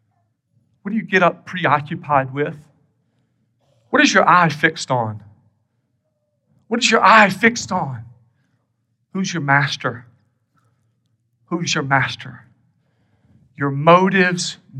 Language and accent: English; South Carolina, United States; moved away; I'm from South Carolina originally